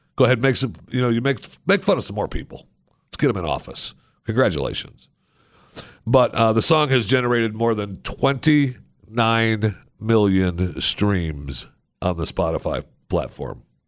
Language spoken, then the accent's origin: English; Michigan, United States; now in Miami, United States; I was born in Michigan